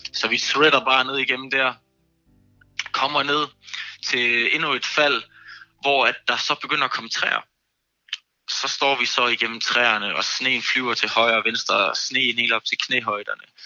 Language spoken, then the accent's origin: Danish; Copenhagen, Capital Region of Denmark, Denmark; Jeg er fra København